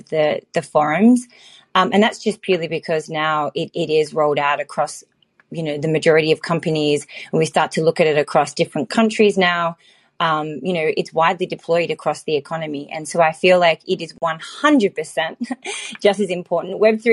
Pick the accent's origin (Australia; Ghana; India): Australia; also born or lived in Los Angeles; now in Silicon Valley, United States; Although I'm Australian, I'm actually based in Silicon Valley and spend my time between Los Angeles and San Fran.